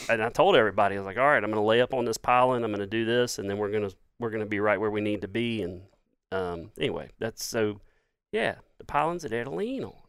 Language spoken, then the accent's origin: English; Laurel, Mississippi, United States; I'm an Irishman born in Jones County.